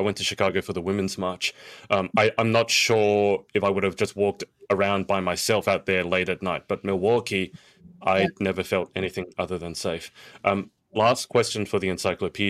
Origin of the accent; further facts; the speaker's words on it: Sydney, New South Wales, Australia; my hometown of Sydney